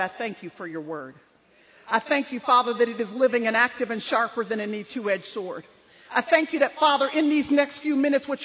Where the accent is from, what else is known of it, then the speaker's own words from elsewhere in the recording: Dallas, Texas, United States; this is our home, born and raised in Dallas, Texas, and we've raised our kids here